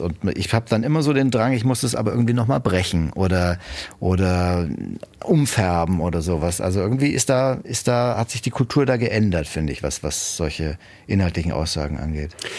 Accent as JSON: {"language": "German", "country": "Germany", "said": "als Deutsche, Europäer"}